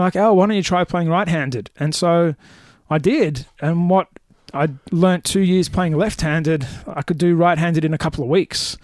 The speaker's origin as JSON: {"language": "English", "town": "Melbourne", "region": "Victoria", "country": "Australia", "tie": "born or raised there", "said": "Melbourne, Melbourne boy, my entire life."}